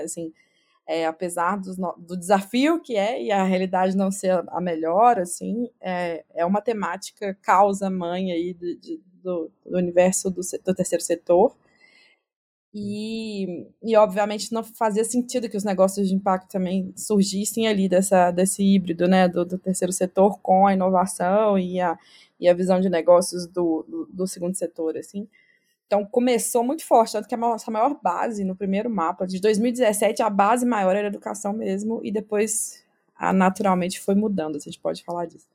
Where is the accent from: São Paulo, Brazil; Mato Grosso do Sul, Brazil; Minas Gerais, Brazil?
Minas Gerais, Brazil; accent: mineiro; moved away as an adult; also born or lived in France; eu sou mineira, né? Se não deu para perceber pelo sotaque